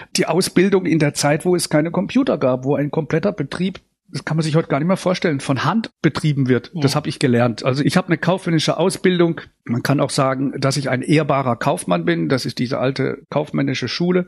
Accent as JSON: {"language": "German", "town": "St. Peter", "region": "Baden-Württemberg", "country": "Germany", "tie": "born or raised there", "moved": "yes", "lives_now": "Sauerland, Germany", "said": "da bin ich aufgewachsen mit drei Brüdern auf dem Land in dem kleinen Dorf"}